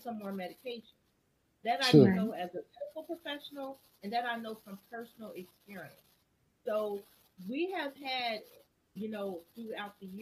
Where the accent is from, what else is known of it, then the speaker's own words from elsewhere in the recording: Trenton, New Jersey, United States; we grew up in Trenton, New Jersey